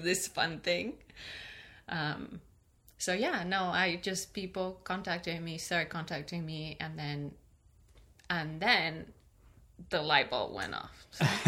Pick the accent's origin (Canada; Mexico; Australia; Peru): Peru; also born or lived in California; now in Michigan, United States; I am originally from Peru, uh-huh. and I moved to California. I lived there for ten years, and now I live in Michigan.